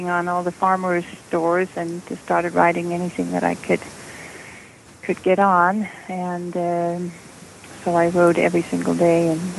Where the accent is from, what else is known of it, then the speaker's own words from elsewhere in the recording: Denmark; moved away as an adult; also born or lived in Los Angeles, California; now in United States; when I grew up in Denmark